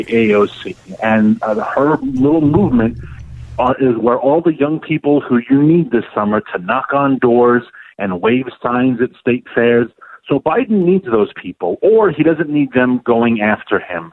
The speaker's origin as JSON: {"language": "English", "town": "New York City", "region": "New York", "country": "United States", "said": "I'm from New York City. I know New York pretty well"}